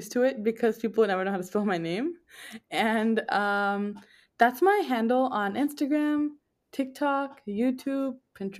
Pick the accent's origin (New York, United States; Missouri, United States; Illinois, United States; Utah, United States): New York, United States; born there; also born or lived in New Jersey; I was born in New York.